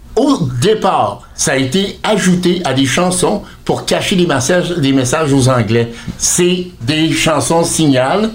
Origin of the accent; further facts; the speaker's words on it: Fredericton, New Brunswick, Canada; je suis né à Fredericton au Nouveau-Brunswick